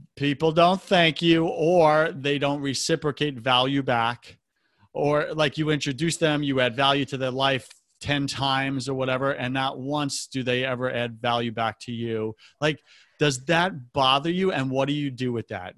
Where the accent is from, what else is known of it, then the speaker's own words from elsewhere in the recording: Long Island, New York, United States; moved away; also born or lived in West Coast; I'm from New York as well